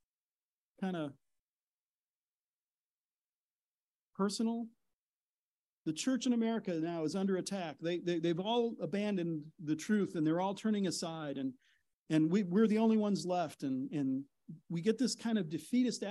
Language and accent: English; Midwest, United States; I'm from the Midwest.